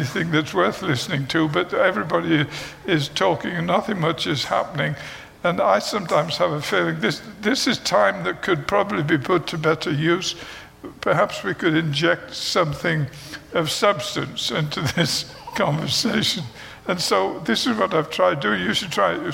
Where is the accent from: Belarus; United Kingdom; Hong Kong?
United Kingdom; moved away; I am British. I know you could not tell that, but I am British